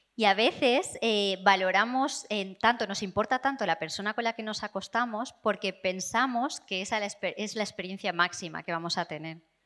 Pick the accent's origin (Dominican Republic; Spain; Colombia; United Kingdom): United Kingdom; England; Spanish is a second language; vengo de Inglaterra